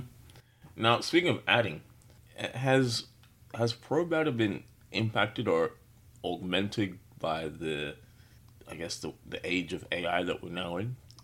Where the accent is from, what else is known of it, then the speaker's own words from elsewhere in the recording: Australia; I grew up in Australia